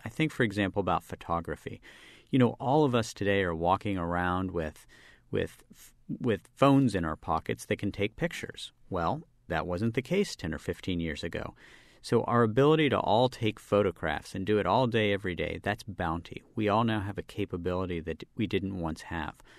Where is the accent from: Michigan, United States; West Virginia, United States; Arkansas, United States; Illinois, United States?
West Virginia, United States; Charleston; I grew up as a public school kid in West Virginia